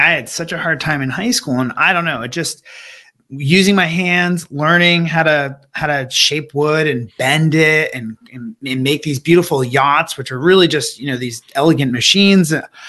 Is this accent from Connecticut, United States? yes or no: yes; West Hartford, Connecticut, United States; So I grew up in West Hartford, Connecticut. Sort of imagine a picturesque John Hughes movie setting scene, suburbia, utopia, clubs.